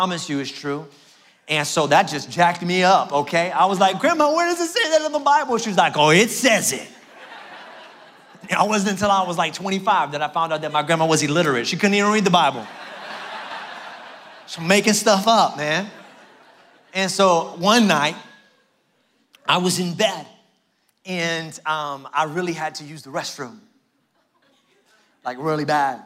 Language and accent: English; New York City, New York, United States; I grew up in Brooklyn, New York.